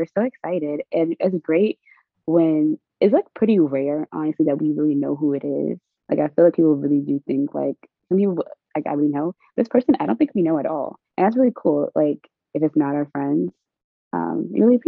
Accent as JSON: {"language": "English", "region": "the South", "country": "United States", "tie": "born or raised there", "said": "growing up in the South"}